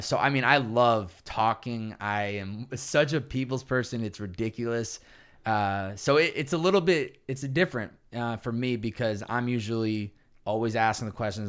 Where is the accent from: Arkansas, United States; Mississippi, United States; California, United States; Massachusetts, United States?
Massachusetts, United States; Chicopee; moved away as an adult; also born or lived in Boston, Massachusetts; I grew up in Chicopee, Massachusetts, about an hour and a half west of, uh, of Boston.